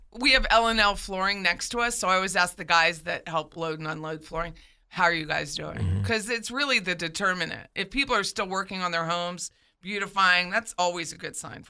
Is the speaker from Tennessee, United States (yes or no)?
no; Pennsylvania, United States; now in Florida, United States; I don't care if he's from my home state.